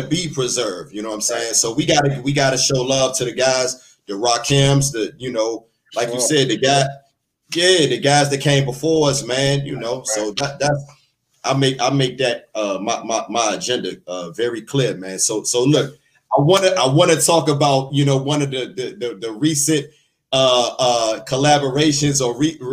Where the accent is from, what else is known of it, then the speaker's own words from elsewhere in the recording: East Coast, United States; I'm from the East Coast